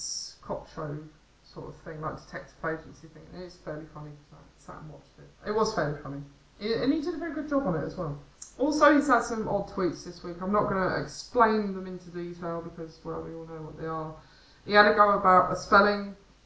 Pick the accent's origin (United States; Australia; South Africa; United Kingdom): United Kingdom; the North of England; now in South of England, United Kingdom; I am actually a Northerner, but I live in the South. I was born up there.